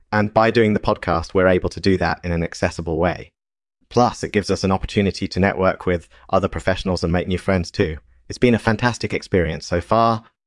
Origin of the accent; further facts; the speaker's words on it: Pacific Northwest, United States; I grew up in the Pacific Northwest, and there's a lot of rain and fog up there.